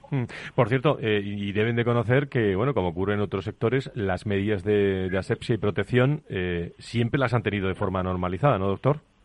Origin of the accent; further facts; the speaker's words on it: Seville, Andalusia, Spain; moved away; mi tierra hoy, Sevilla